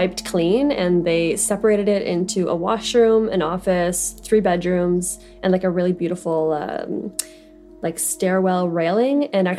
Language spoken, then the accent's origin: English; Perth, Ontario, Canada; moved away; So I grew up in Perth, Ontario, a small little town, population of about 6,000.